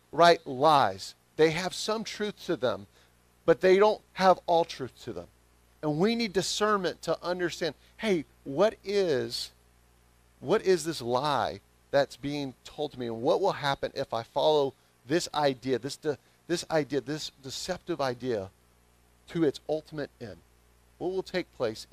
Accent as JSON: {"language": "English", "region": "the South", "country": "United States", "accent": "southern", "said": "my southern accent"}